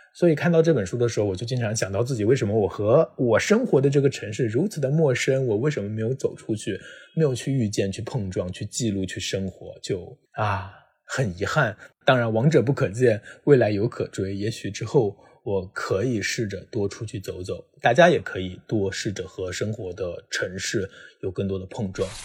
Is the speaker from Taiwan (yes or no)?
no; China; 作为一个中国人，我们都见证了中国经济的发展